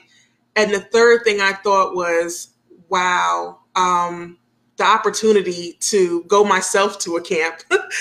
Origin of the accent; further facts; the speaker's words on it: New York City, New York, United States; now in Dayton, United States; I was born in Brooklyn, New York, and we had one park down the street. Yeah, we concrete jungle, that's where I'm from